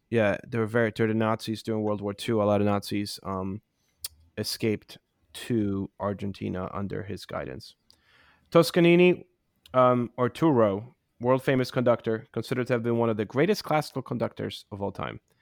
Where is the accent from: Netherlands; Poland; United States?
Poland; moved away; When I was growing up in Poland